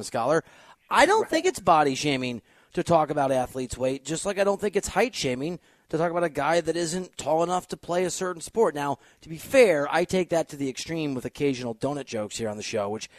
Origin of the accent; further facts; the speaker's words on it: Iowa, United States; my home state